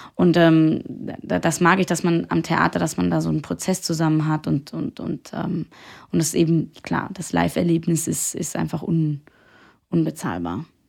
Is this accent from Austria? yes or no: yes; Austria; moved away; ich komme ja aus Österreich